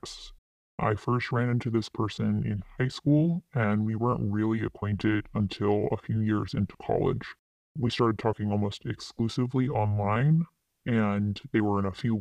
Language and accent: English; East Coast, United States; also born or lived in Midwest; I grew up on the East Coast